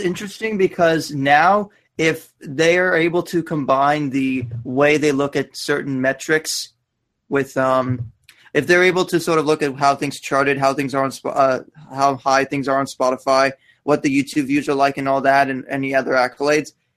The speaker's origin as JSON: {"language": "English", "country": "Canada", "said": "I'm Canadian"}